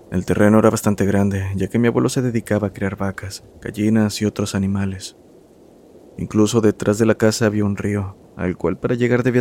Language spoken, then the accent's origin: Spanish; Costa Rica; Hola comunidad … soy de Costa Rica. Mi familia es de un lugar que actualmente está un poco más comercializado, llamado Nicoya, el cual antes era un pueblo bastante pequeño.